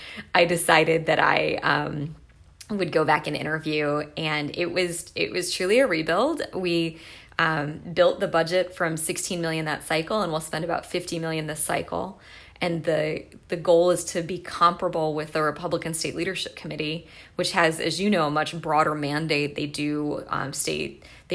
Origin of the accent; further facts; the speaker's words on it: St. Louis, Missouri, United States; I'm from St. Louis